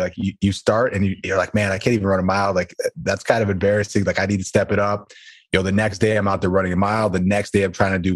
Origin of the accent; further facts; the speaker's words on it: Buffalo, New York, United States; I'm from Buffalo, New York